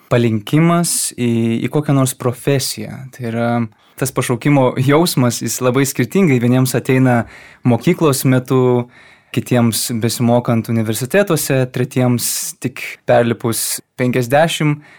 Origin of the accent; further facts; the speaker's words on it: Vilnius, Vilnius County, Lithuania; now in Kaunas, Lithuania; esu kilęs iš Vilniaus miesto. Šiuo metu man 28 metai, esu jezuitas